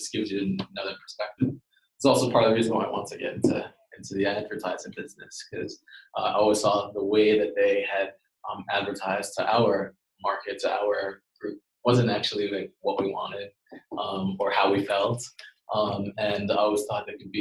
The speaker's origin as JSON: {"language": "English", "town": "New York City", "region": "New York", "country": "United States", "tie": "born or raised there", "moved": "yes", "lives_now": "London, United Kingdom", "said": "I actually grew up in Queens in New York, and in a place called Jamaica, Queens"}